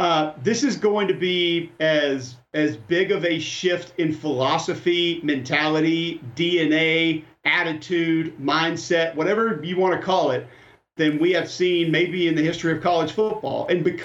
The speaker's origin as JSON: {"language": "English", "town": "Jackson", "region": "Mississippi", "country": "United States", "tie": "born or raised there", "said": "I was born in Jackson, Mississippi"}